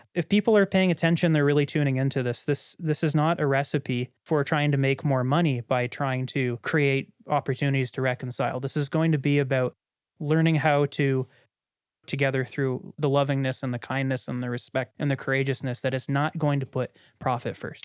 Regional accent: Canada; as a Canadian that grew up in a very small conservative city

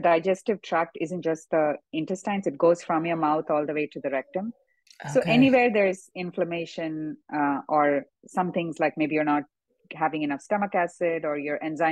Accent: South India, India; moved away; when I grew up in India

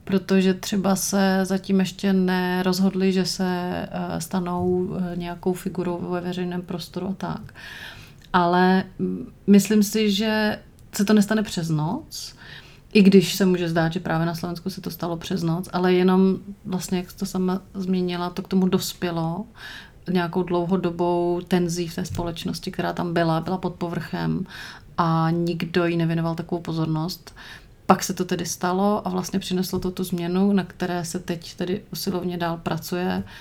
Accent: Czechia; now in Brussels, Belgium; Když se někde představíš jako … z České republiky, tak první otázka není, a jak vy to tam vedete, co to tam máte za problémy nebo úspěchy

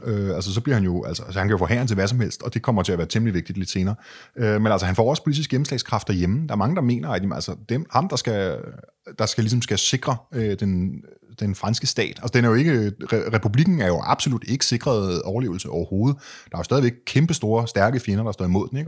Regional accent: Denmark; som dansker

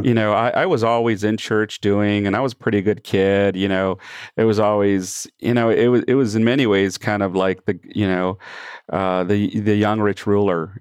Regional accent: San Antonio, Texas, United States; also born or lived in Michigan; I grew up primarily in San Antonio, did a couple of preteen years in, uh, Michigan

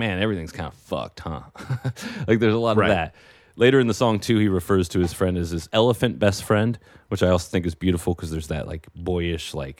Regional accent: Oregon, United States; now in Los Angeles, United States; growing up in Oregon

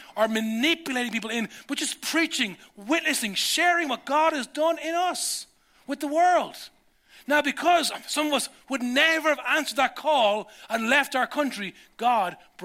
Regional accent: Ireland; as a 17-year-old Irish dude

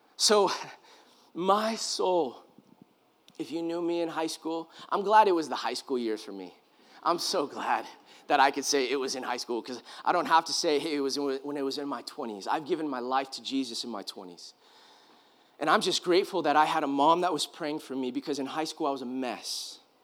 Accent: California, United States; I grew up in California

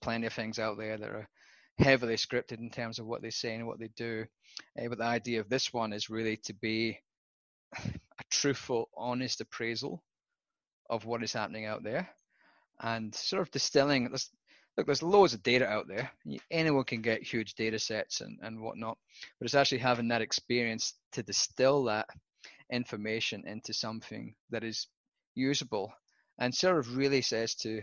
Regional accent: Southwest Scotland, United Kingdom; moved away as an adult; also born or lived in Western Australia / Victoria; now in Australia; I was born in Scotland, Southwest Scotland, otherwise known as God's Country

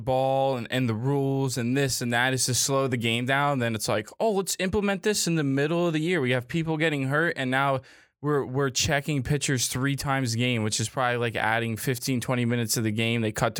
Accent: Hungary; My home country of Hungary, dude, put up a huge fight against the Germans today.

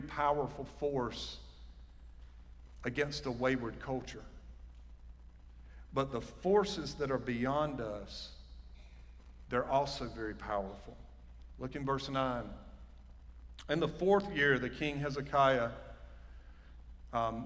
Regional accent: Johnston County, North Carolina, United States; sound like I'm from Johnston County. Even though I am.

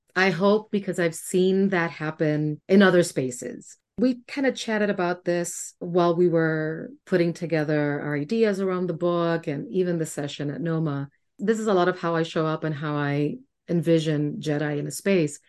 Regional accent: Puerto Rico; moved away as an adult; now in Washington, D.C., United States; I grew up in Puerto Rico, being deathly afraid of who I was

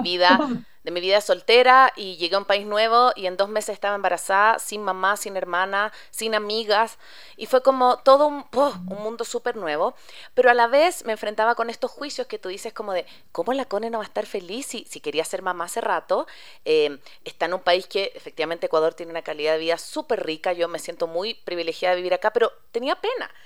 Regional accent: Chile; moved away

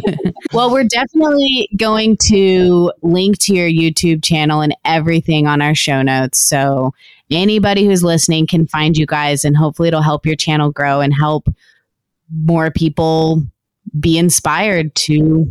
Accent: Texas, United States; I'm a Texan.

